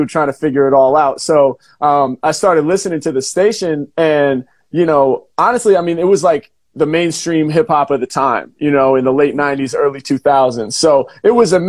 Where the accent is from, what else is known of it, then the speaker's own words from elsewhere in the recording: Portland, Oregon, United States; I grew up in Portland, Oregon, right? So in the Pacific Northwest here in the U.S.